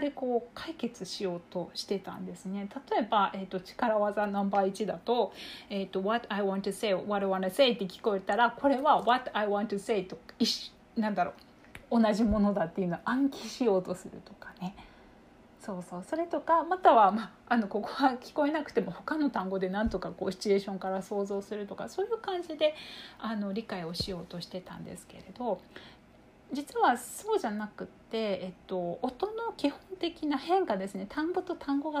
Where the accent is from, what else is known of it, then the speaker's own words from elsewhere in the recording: Kyushu, Japan; あの私たち同じ九州の出身なんですけれども